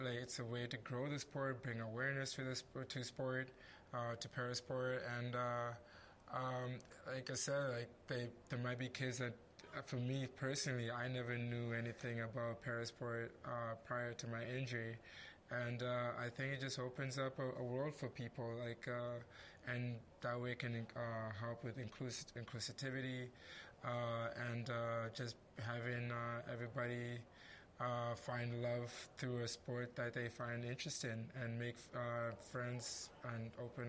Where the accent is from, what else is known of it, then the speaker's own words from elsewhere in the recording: Zimbabwe; also born or lived in Rwanda / Namibia / South Africa; I was born in Rwanda. I grew up and lived in Zimbabwe, Namibia, and South Africa.